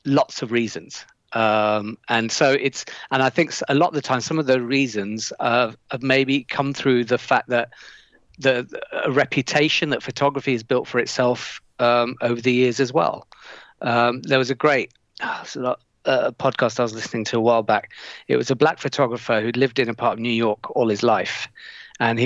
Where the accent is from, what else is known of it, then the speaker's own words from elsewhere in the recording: Leicester, East Midlands, United Kingdom; I come from an area in Leicester called Highfields